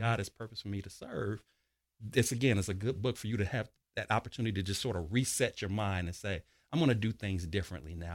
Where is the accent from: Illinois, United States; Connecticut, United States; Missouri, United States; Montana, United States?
Illinois, United States; Chicago; I'm originally from Chicago, Illinois, born and raised south side of Chicago